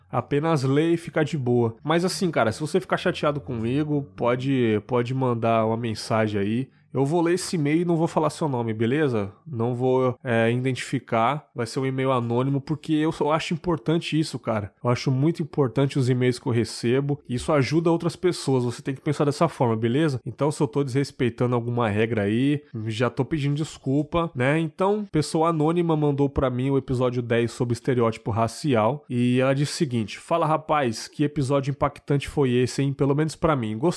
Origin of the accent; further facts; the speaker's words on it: Guarulhos, São Paulo, Brazil; tenho 31 anos e sou de Guarulhos, São Paulo.